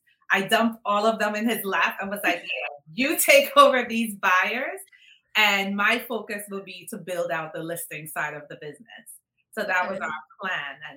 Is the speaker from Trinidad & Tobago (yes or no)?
yes; Trinidad & Tobago; moved away; I am originally from Trinidad. So when you hear the accent, that's where I'm from, originally from Trinidad